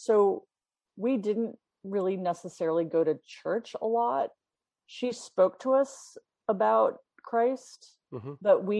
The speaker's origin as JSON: {"language": "English", "region": "London", "country": "United Kingdom", "tie": "born there", "said": "Yeah, well, I was born in London, actually, and my mother was from Sweden and my father was a New Yorker."}